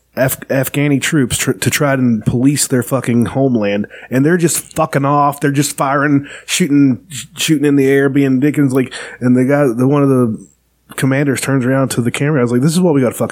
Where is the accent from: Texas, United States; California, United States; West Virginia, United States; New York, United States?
West Virginia, United States; we're from West Virginia in the South.